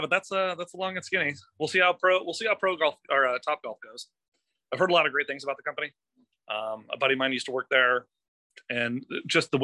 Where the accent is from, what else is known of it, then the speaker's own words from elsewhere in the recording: San Diego, California, United States; I'm from San Diego